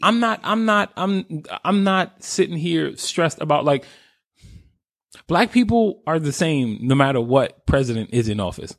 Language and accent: English; New York, United States; I was raised in New York